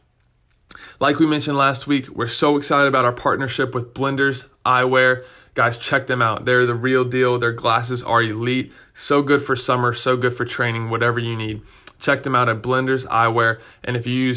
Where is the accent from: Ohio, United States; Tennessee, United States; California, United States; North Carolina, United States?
North Carolina, United States; Raleigh; I grew up in Raleigh, and so the tournament's in my backyard.